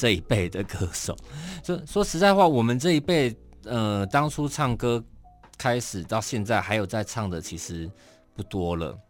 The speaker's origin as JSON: {"language": "Chinese", "region": "Kaohsiung", "country": "Taiwan", "tie": "born or raised there", "also_born_or_lived": "Taipei", "said": "但我依然我依然是高雄人，我也是台北人，嗯、我我我在这些地方生活"}